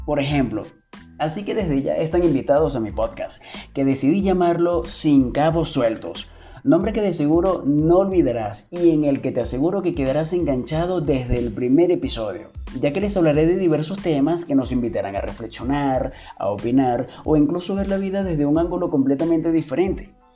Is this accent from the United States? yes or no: no; Venezuela; Soy venezolano, youtuber y ahora podcaster